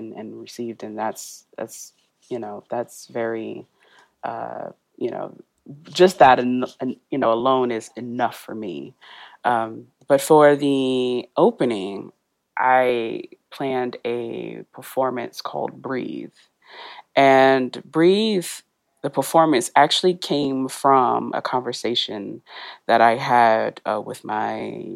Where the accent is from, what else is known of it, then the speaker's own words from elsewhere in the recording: Mississippi, United States; accent: country; moved away as an adult; now in Oxford, United Kingdom; we're all from Mississippi